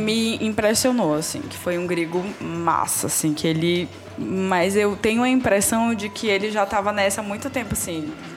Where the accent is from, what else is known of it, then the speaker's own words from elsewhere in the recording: Brazil; eu sou brasileira